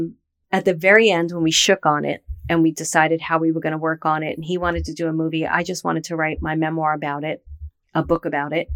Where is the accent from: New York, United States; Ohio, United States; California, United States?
New York, United States; New York City; I was from Brooklyn